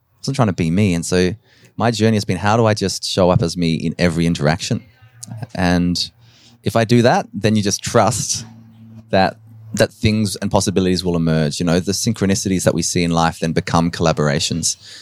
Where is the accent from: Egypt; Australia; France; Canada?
Australia; Adelaide, South Australia; also born or lived in Nowra, New South Wales / Dublin, Ireland; we came to Adelaide. And so I grew up in, in Westbourne Park in the, in the inner south